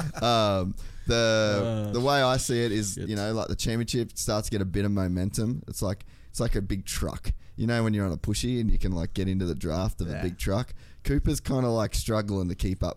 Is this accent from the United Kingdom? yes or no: no; Australia; we're Australian